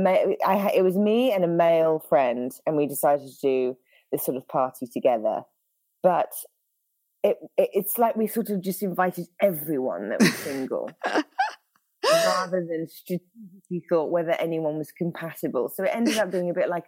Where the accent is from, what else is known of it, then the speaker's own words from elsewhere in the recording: United Kingdom; accent: British; now in Northern California, United States; I'm a pastor in Northern California, but of course the accent throws everyone off. So I'm British originally